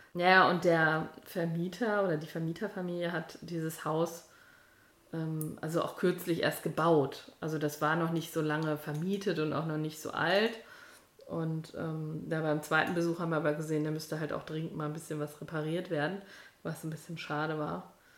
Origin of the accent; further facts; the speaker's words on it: Münster, North Rhine-Westphalia, Germany; wir kommen aus Münster